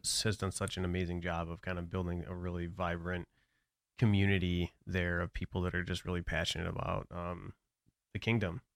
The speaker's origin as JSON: {"language": "English", "town": "Brighton", "region": "Michigan", "country": "United States", "tie": "born or raised there", "moved": "yes", "lives_now": "Florida, United States", "said": "I grew up outside of Metro Detroit. So I'm, uh, a town called Brighton"}